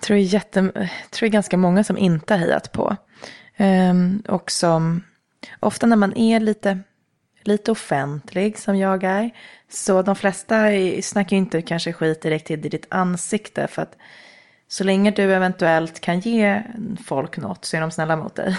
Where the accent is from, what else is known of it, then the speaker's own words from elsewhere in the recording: Nacka, Stockholm County, Sweden; Men jag är uppvuxen i Nacka i Älta